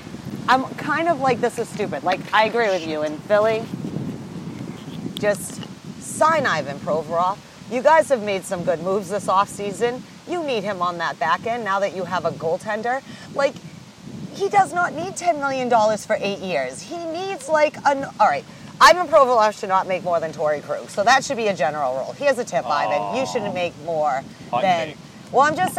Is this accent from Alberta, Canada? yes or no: no; Nova Scotia, Canada; All I could think is the Maritimes. I'm actually from Nova Scotia.